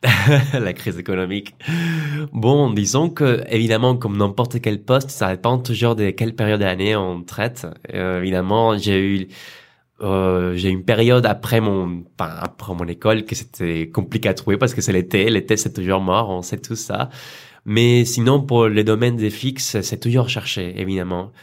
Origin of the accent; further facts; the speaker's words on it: Colombia; French is a second language; moved away as an adult; also born or lived in Arles, France; now in France; je viens de Colombie